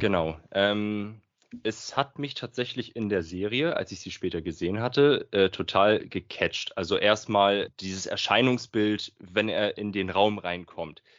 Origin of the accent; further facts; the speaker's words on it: Flensburg, Schleswig-Holstein, Germany; ich komme aus Flensburg. Ganz oben aus dem Norden des Nordens.